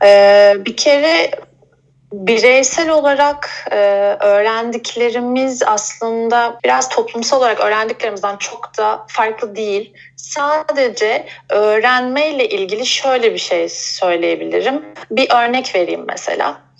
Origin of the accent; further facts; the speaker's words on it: Bursa, Turkey; moved away; also born or lived in Izmir / Istanbul; Bursa'da aslında doğdum büyüdüm.